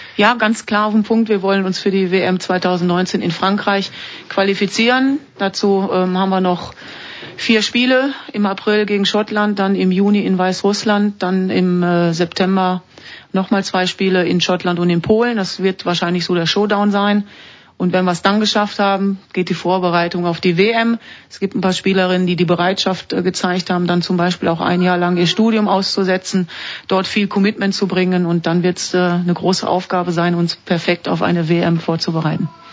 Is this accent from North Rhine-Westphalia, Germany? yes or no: yes; Duisburg, North Rhine-Westphalia, Germany; moved away as an adult; now in Switzerland; Duisburg ist, ist meine Heimat, meine ganze Familie ist dort